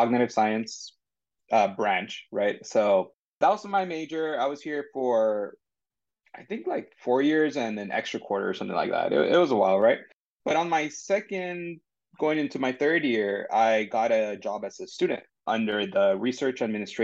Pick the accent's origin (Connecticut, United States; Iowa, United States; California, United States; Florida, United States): California, United States; San Diego; also born or lived in Tijuana, Mexico; I'm from San Diego. I was born in San Diego, lived here for some time. Then I actually moved across the border to Tijuana and lived there for about 9 years before coming back